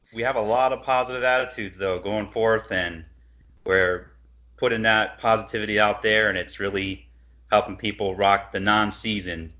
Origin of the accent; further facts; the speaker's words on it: Cleveland, Ohio, United States; growing up in Cleveland